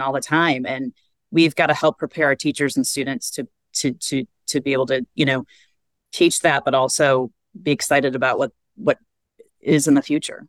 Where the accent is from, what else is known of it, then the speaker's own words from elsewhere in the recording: Vicksburg, Michigan, United States; now in Carmel, United States; i grew up in vicksburg michigan which is about 20 minutes south